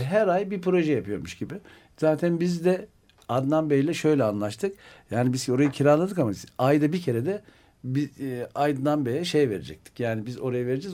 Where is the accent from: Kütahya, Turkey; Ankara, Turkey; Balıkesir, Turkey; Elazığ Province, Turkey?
Ankara, Turkey; moved away; also born or lived in Istanbul; ben Ankaralıyım. Sokaktan yetiştiğimiz için